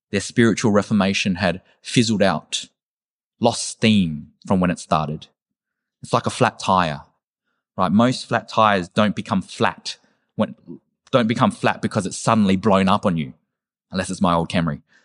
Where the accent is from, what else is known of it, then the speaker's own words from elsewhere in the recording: Werribee, Victoria, Australia; I'm from Werribee